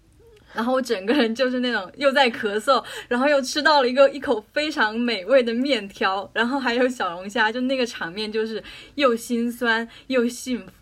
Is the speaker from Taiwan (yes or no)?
no; Jiangxi, China; 因为我是江西人嘛，